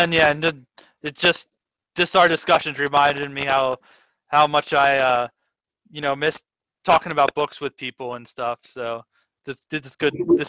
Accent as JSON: {"language": "English", "country": "South Africa", "said": "Not that I'm British, but it's kind of, you know, being a former lit major, it helps."}